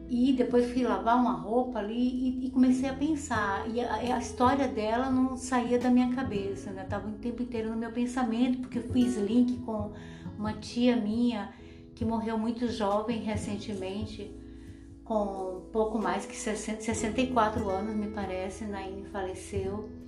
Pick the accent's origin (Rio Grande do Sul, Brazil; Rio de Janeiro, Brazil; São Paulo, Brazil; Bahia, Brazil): Bahia, Brazil; moved away; also born or lived in Paranaguá; quando eu saí da Bahia, que eu fui morar no sul, lá em Paranaguá, quando eu fui morar com a minha tia